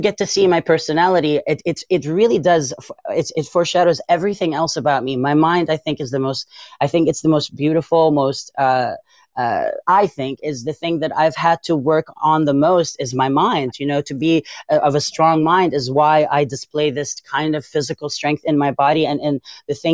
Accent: Beirut, Beirut Governorate, Lebanon; English is a second language; moved away as an adult; now in United States; born and raised in Beirut. Raised in Beirut.

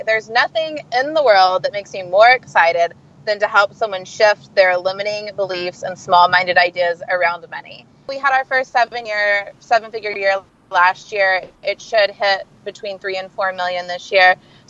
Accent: Sand Springs, Oklahoma, United States; moved away as an adult; now in California, United States; I am from a small town in Oklahoma. I am from Sand Springs, Oklahoma

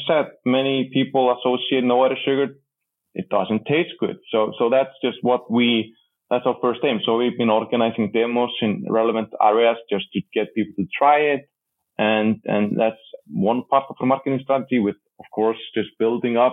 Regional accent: Iceland; accent: Icelandic; speaking with my Icelandic accent

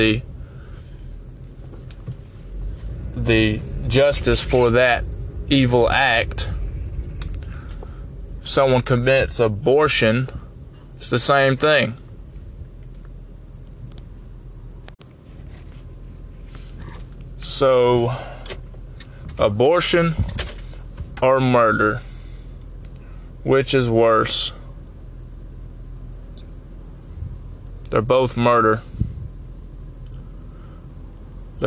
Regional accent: United States; I was born in the United States

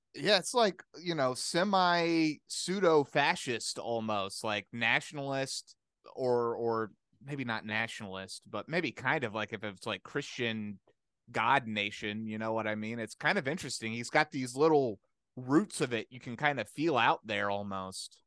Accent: the South, United States; we grew up in the South

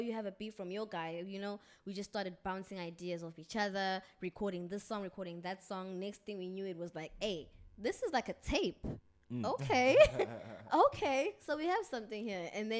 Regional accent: Umlazi, KwaZulu-Natal, South Africa

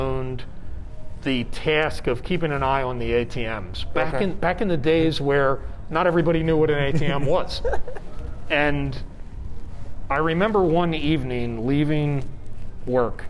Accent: Atlantic City, New Jersey, United States; now in Las Vegas, United States; My hometown is Atlantic City, New Jersey.

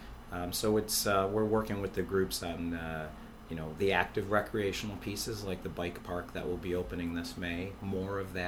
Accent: Buffalo, New York, United States; I grew up in the South Towns and went to school at UB, and I've been working here ever since

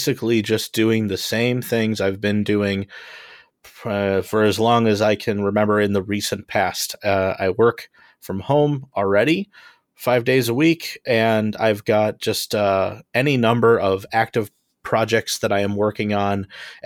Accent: Homewood, Illinois, United States; I am from Homewood, Illinois

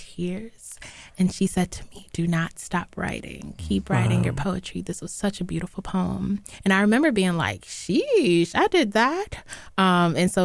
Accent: North Carolina, United States; growing up in North Carolina, all I had was a lot of Black teachers

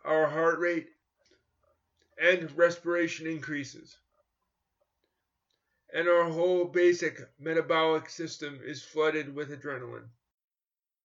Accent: New York, United States; I grew up in New York in competitive schools where I was mainstreamed in the 1970s and 1980s.

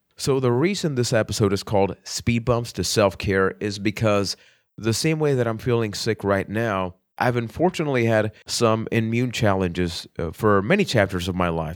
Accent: Puerto Rico; I am from Puerto Rico

